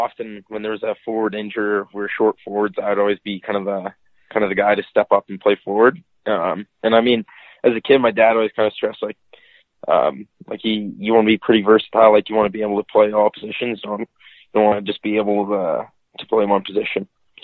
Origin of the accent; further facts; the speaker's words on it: Red Deer, Alberta, Canada; Red Deer, Alberta.